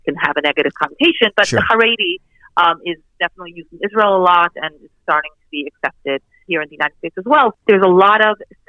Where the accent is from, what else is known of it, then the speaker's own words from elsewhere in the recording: Canada; I actually grew up in Canada as part of this community